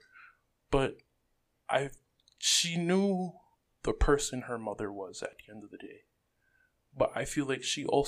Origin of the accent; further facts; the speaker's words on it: Rockland County, New York, United States; I'm not really from the Bronx. I'm more so like grew up in Rockland